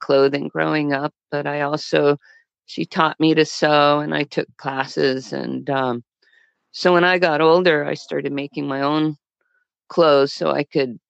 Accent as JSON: {"language": "English", "town": "Fort Worth", "region": "Texas", "country": "United States", "tie": "born or raised there", "said": "I was born in Fort Worth, Texas"}